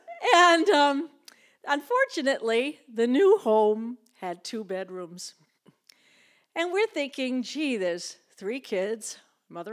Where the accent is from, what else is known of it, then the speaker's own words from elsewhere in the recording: Lowell, Massachusetts, United States; also born or lived in Winchester, Massachusetts; I was born in Lowell, Massachusetts.